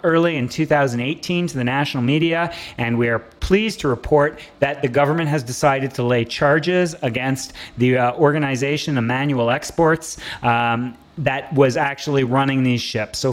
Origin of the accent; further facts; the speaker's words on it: Canada; I'm so proud of being a Canadian